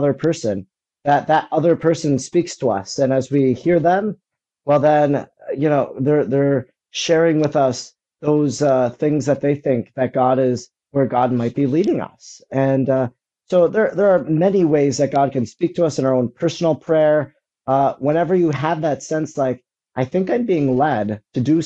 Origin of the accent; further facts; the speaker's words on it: Wisconsin, United States; I'm from Wisconsin